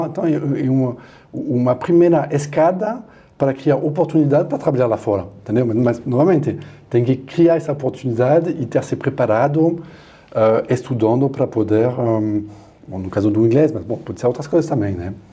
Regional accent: France; Portuguese is a second language; now in Brazil; bom, falar da França porque sou francês, né?

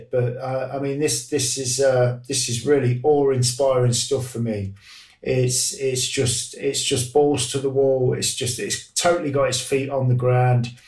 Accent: Grantham, East Midlands, United Kingdom; my hometown of Grantham

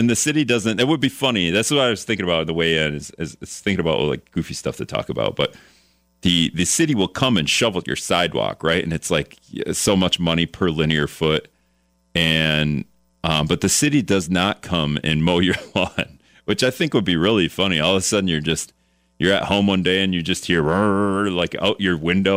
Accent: Greenville, Wisconsin, United States; now in La Crosse, United States; I'm an Appleton native, but really I'm from Greenville

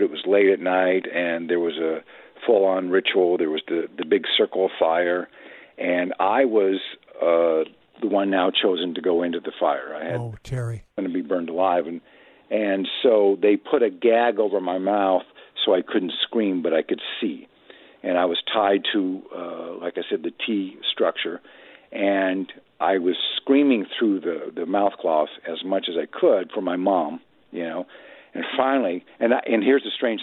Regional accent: Midwest, United States; I was raised in the Midwest

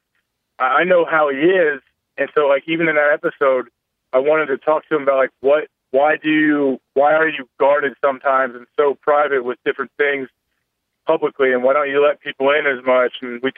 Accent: Ohio, United States; I'm from Ohio, so I appreciate them to bring me in even for a year.

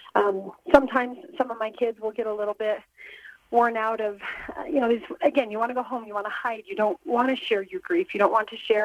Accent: North Ogden, Utah, United States; My hometown of North Ogden

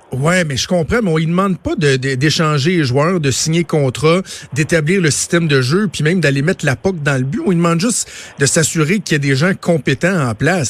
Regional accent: Montreal, Quebec, Canada; chez nous à Montréal

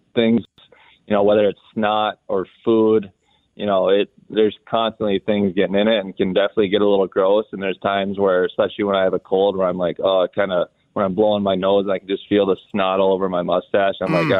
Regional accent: Lakeville, Minnesota, United States; My family, we grew up in Lakeville, Minnesota, and then my parents grew up in South Minneapolis.

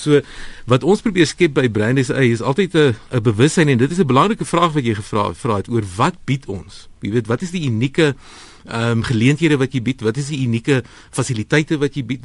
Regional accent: South Africa; as Suid-Afrikaners

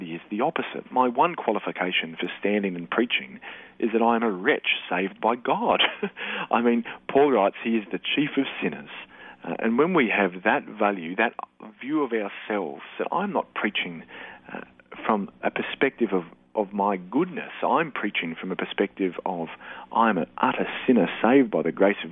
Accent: Australia; also born or lived in Darwin; we're Aussie men

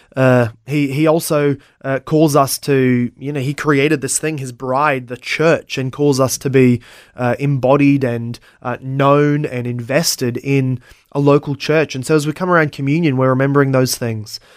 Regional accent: Brisbane, Queensland, Australia; also born or lived in Logan / Ipswich; I was born in South Brisbane, uh, and, uh, have only ever lived

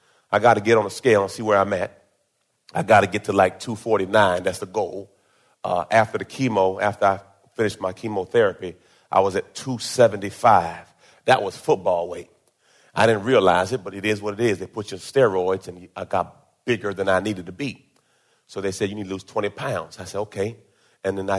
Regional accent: Jamaica; I was born in Jamaica

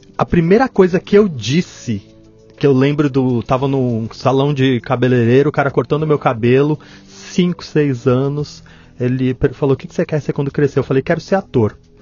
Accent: Santo André, São Paulo, Brazil; also born or lived in São Bernardo do Campo; now in Mauá, Brazil; eu nasci em Santo André, na verdade, só que eu sou todo do ABC, né? É, então eu, eu eu moro em Mauá.

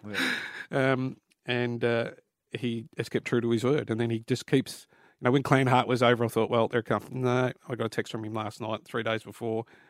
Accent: Newcastle, New South Wales, Australia; Newcastle where I was born

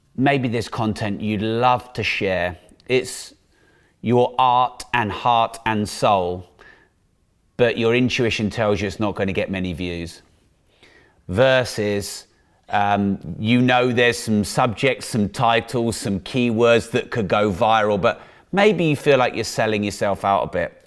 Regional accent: United Kingdom; Being a Brit

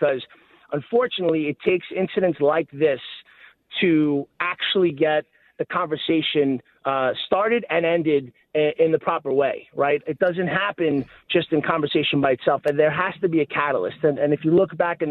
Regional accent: New York City, New York, United States; I grew up in Staten Island. I live in Staten Island

